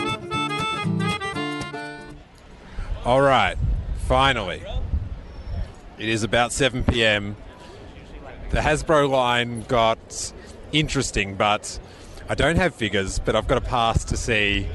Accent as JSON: {"language": "English", "country": "Australia", "said": "the guy next to me picks up on my accent, and it's George, who's also an Australian."}